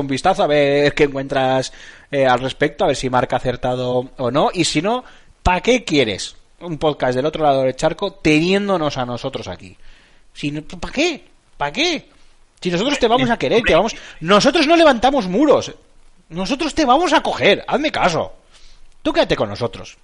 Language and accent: Spanish; Basque Country, Spain; soy, soy vasco, aquí vivimos el matriarcado